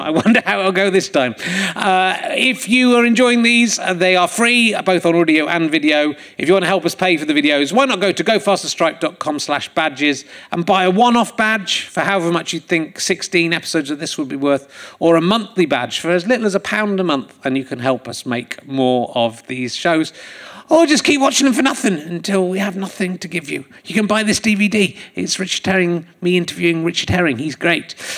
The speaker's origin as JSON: {"language": "English", "country": "United Kingdom", "said": "I'm from the United Kingdom"}